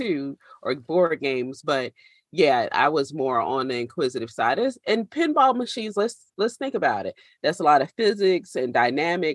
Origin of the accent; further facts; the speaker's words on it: South Carolina, United States; it was 1989, September 21st, a Category 5 hurricane named Hugo hit the state of South Carolina. And we lived just far enough inland